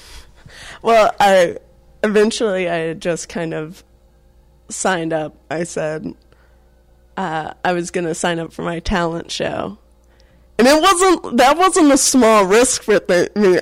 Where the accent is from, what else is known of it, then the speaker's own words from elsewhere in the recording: Atlanta, Georgia, United States; also born or lived in North Carolina; I grew up in Atlanta